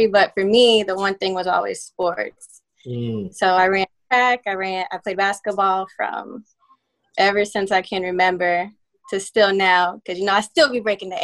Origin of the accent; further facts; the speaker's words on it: Woodbridge, Virginia, United States; also born or lived in Nashville, Tennessee; I had the privilege of growing up outside of Washington, D.C., Woodbridge, Virginia.